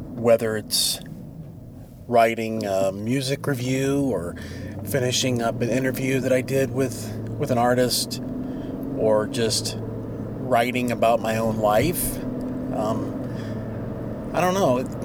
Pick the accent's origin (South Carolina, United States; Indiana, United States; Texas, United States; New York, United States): Indiana, United States; Warsaw; located in the orthopedic capital of the world, which happens to be my hometown